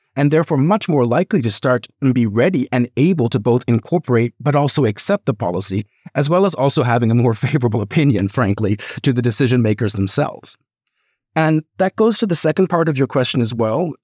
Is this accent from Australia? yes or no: no; Canada; now in United Kingdom; I'm originally from Canada. Now, I'm probably never going to ever move back there